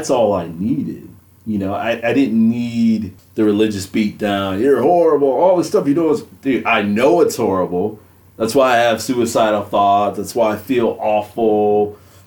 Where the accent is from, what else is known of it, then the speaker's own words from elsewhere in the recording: Grand Rapids, Michigan, United States; I grew up in Grand Rapids, Michigan